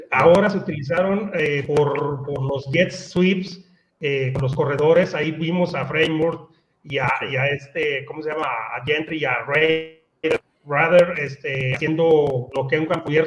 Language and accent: Spanish; Guadalajara, Jalisco, Mexico; moved away; los Borreos Guadalajara, allá en mi tierra